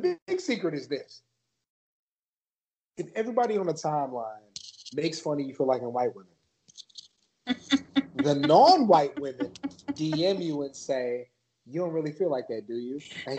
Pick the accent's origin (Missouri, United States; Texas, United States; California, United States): Texas, United States; San Antonio; born or raised there